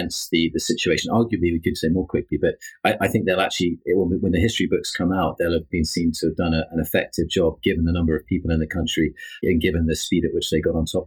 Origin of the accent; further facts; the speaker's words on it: United Kingdom; being British as well